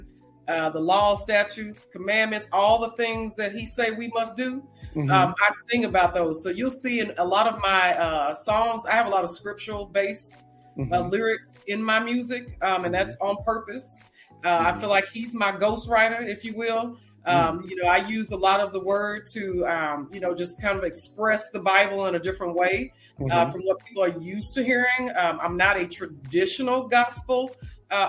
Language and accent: English; Mississippi, United States; I'm from the South, so I was born in Mississippi.